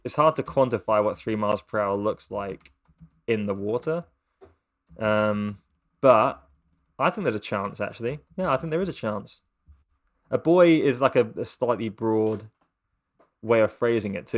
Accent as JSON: {"language": "English", "region": "England", "country": "United Kingdom", "said": "as an English person"}